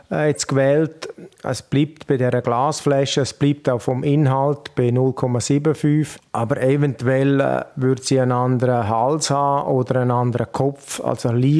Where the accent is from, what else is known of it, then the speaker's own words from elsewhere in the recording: Grisons, Switzerland; Der Ruf bedeutet natürlich bei uns in Graubünden sehr viel.